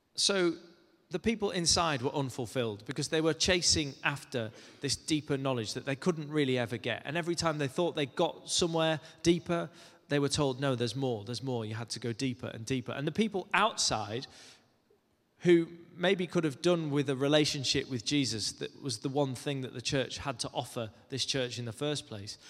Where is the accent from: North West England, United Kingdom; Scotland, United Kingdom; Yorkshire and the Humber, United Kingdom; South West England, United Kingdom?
North West England, United Kingdom; Cumbria; moved away; I grew up in Cumbria, which is quite a way away from London.